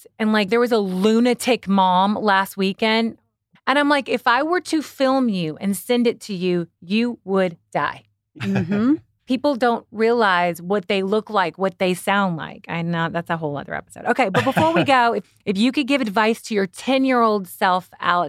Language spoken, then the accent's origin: English; Kentucky, United States; I'm from Kentucky.